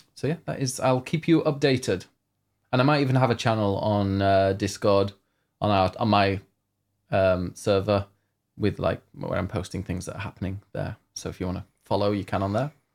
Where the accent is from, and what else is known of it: United Kingdom